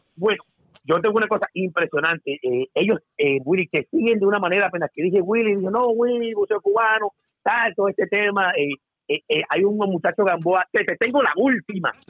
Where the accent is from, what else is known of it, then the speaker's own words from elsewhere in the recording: Colombia; now in Dubai, United Arab Emirates; yo soy colombiano, hace 35 años me vine para acá, para, para Dubái, soy colombiano